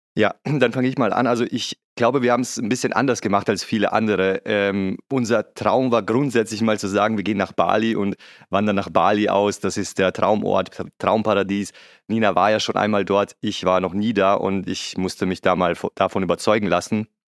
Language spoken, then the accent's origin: German; Vienna, Austria; moved away; ich bin typischer Wiener